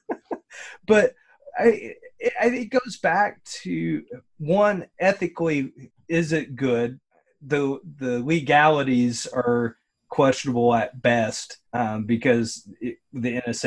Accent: Kentucky, United States; I was born in Kentucky

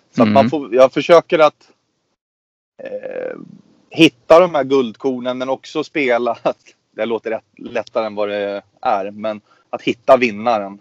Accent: Östersund, Jämtland, Sweden; uppe i Östersund där vi kommer ifrån

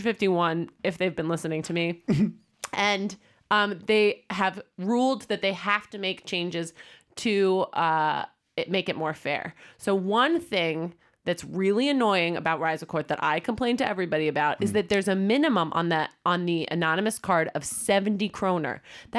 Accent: United States; cities that I go to frequently because I'm American and sometimes go to London.

